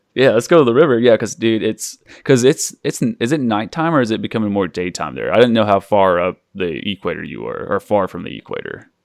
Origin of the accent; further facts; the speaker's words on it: Oklahoma, United States; I grew up in Oklahoma